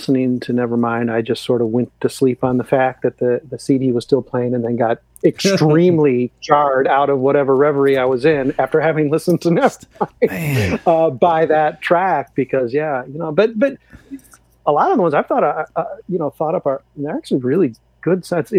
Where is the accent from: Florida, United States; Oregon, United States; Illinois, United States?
Illinois, United States; Chicago; as a Chicagoan, as an Illinoisan, an album dear to my heart